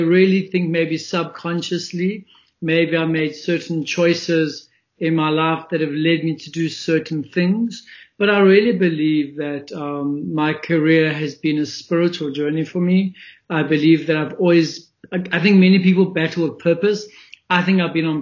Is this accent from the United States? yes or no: no; Springs, Gauteng, South Africa; also born or lived in Johannesburg; So I was born in a small little gold mining town called Springs, which is in Ekurhuleni, the east of Johannesburg. I was born there, grew up there